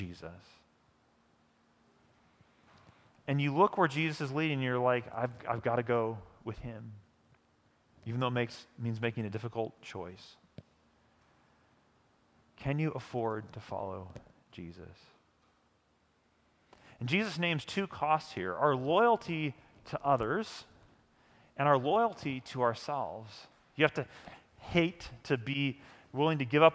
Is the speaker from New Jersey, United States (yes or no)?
no; St. Louis, Missouri, United States; moved away as an adult; now in Kansas City, United States; I grew up in St. Louis, which is a great baseball city